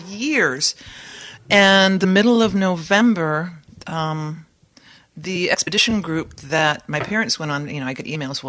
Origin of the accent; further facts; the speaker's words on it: Saugatuck, Michigan, United States; because we're from Saugatuck.